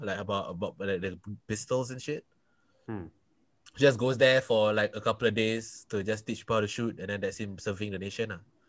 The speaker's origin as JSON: {"language": "English", "country": "Singapore", "said": "I am from Singapore."}